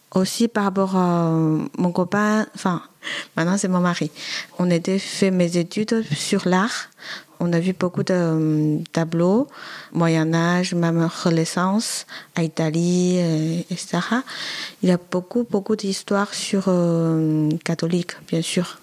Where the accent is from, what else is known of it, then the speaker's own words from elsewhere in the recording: Wuhan, Hubei, China; French is a second language; moved away as an adult; now in France; Je viens de Chine, au centre-ville, ça s'appelle Wuhan, à côté de la rivière de Yangtze